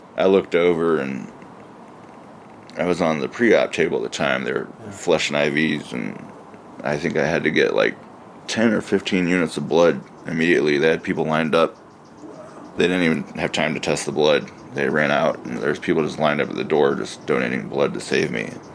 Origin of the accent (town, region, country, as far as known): Midwest, United States; born or raised there; also born or lived in Seoul, South Korea